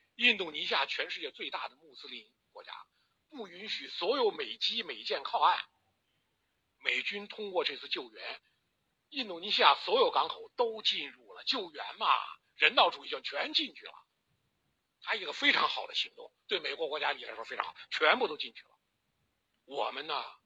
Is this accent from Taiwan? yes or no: no; China; 我们中国人太实在了